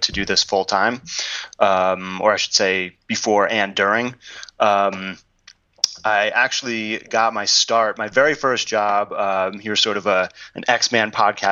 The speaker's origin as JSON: {"language": "English", "region": "New York", "country": "United States", "tie": "born or raised there", "also_born_or_lived": "Ann Arbor, Michigan", "said": "I grew up here in New York, but I went to college there at the University of Michigan"}